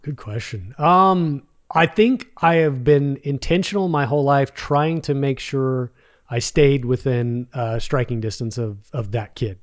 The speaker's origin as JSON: {"language": "English", "town": "Arlington", "region": "Texas", "country": "United States", "tie": "born or raised there", "also_born_or_lived": "Mansfield, Texas", "said": "grew up in Arlington, Texas"}